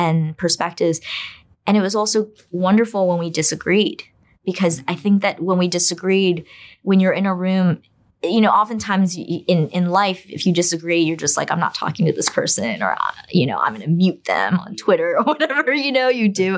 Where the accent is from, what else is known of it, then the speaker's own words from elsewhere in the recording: United States; also born or lived in China; as a Chinese immigrant who grew up in America